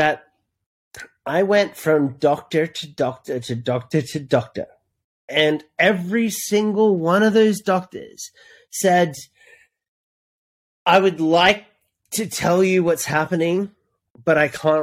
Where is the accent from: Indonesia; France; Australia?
Australia; moved away as an adult; also born or lived in Hollywood, United States; I am an Australian citizen. I was born here, but I moved to America and lived 10 years in Hollywood